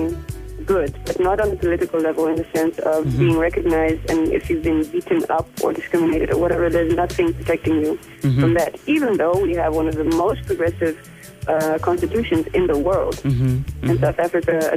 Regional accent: Netherlands; moved away as an adult; now in Namibia; I grew up mainly in the Netherlands, where the climate is completely different

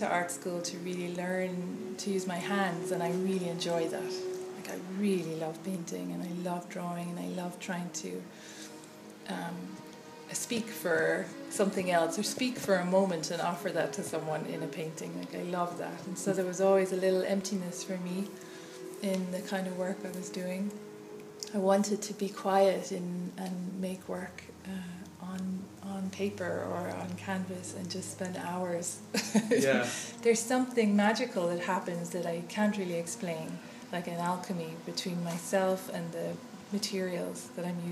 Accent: Ireland; moved away as an adult; now in Asheville, United States; I'm from Ireland, but I live here in Asheville

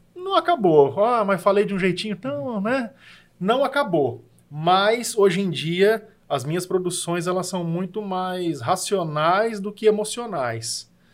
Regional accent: Marília, São Paulo, Brazil; moved away as an adult; now in São José do Rio Preto, Brazil; Marília, que é a minha cidade natal

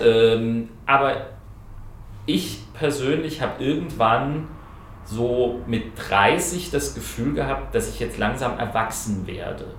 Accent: Groß-Umstadt, Hesse, Germany; moved away as an adult; also born or lived in London / Ingolstadt; ich bin in, in, in Kleinumstadt, äh, das ist mein Heimatort

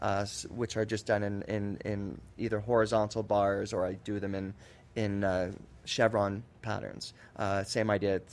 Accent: Canada; being a Canadian myself

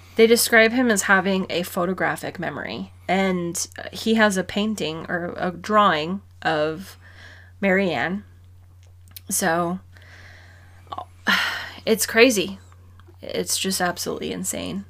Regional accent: Arizona, United States; we're from Arizona

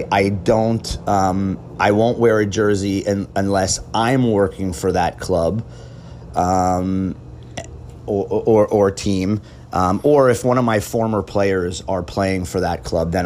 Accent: United States; a American and fan of the U.S. national team

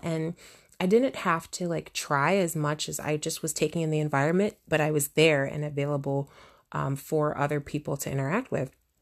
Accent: United States; I'm from the United States

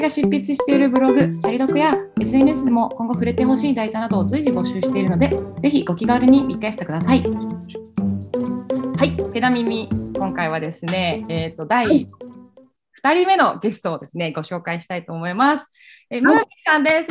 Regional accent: Fukuoka, Japan; moved away; 私も九州出身

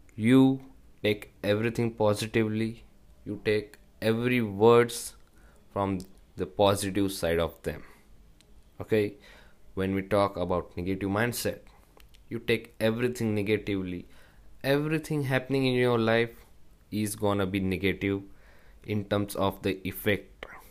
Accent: India; from India.

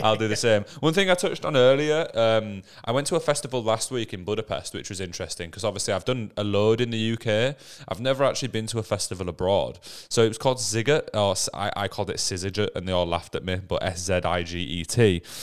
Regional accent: England, United Kingdom; we're from England

